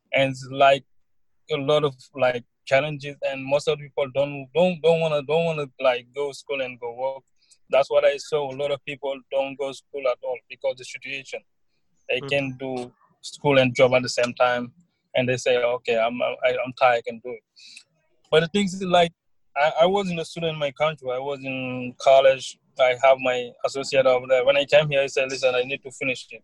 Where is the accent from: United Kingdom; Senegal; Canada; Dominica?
Senegal; now in New York, United States; I'm from Senegal. Yeah, I came to New York about 2016